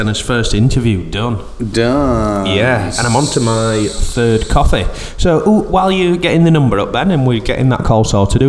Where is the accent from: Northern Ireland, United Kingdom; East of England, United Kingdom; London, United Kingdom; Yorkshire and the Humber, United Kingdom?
Yorkshire and the Humber, United Kingdom; Barnsley; accent: Yorkshire; I'm 30 from Barnsley.